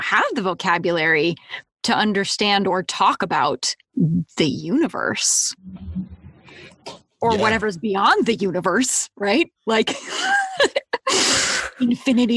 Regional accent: United States; also born or lived in Boulder, Colorado / Seattle area, Washington; I grew up in Boulder and in the Seattle area

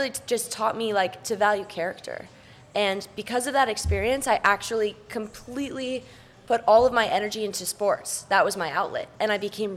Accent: Vail, Colorado, United States; moved away; Growing up in Vail was an absolute dream

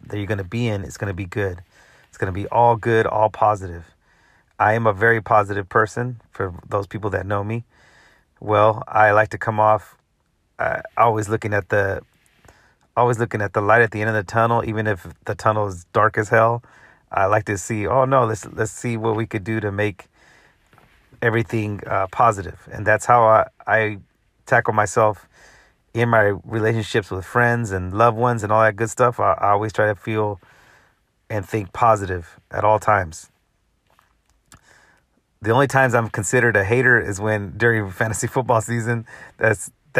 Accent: Central Valley, Northern California, United States; now in Los Angeles, United States; I'm from NorCal, baby. 209 Central Valley representing

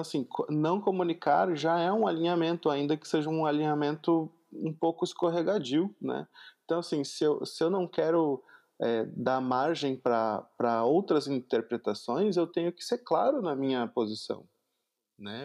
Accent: Porto Alegre metropolitan region, Rio Grande do Sul, Brazil; Eu sou da região metropolitana de Porto Alegre, que é a capital do Rio Grande do Sul, então eu falo muito tu

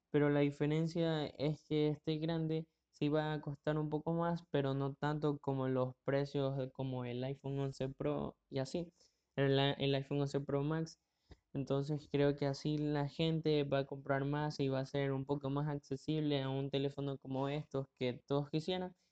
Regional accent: Ecuador; Tengo 17 años y soy de Ecuador. Y bueno, aquí en Ecuador el podcast no es muy conocido

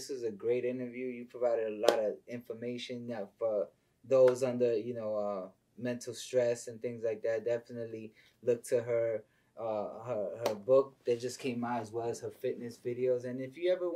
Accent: New York City, New York, United States; moved away; I'm a city boy. I'm originally from the Bronx

